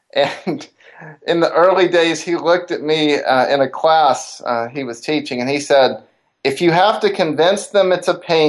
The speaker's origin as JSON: {"language": "English", "town": "Decatur", "region": "Alabama", "country": "United States", "tie": "born or raised there", "said": "growing up in Decatur, Alabama, the northern Alabama area, SpaceX has come there."}